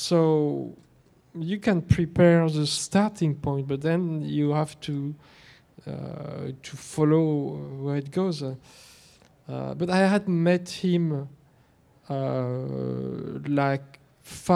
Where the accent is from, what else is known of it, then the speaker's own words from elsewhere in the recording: Versailles, Île-de-France, France; It was in Versailles